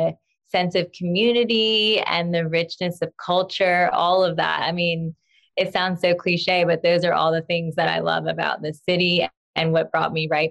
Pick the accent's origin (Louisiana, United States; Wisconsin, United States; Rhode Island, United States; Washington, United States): Louisiana, United States; New Orleans; My dad was a lover of local music. And so he would take me to see music all around the city and going to like French Quarter Fest